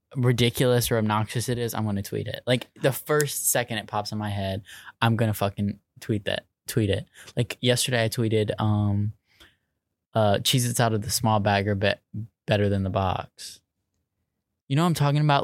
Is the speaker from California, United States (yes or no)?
no; Virginia Beach, Virginia, United States; also born or lived in Chesapeake; I'm from Virginia Beach. That's where I was raised.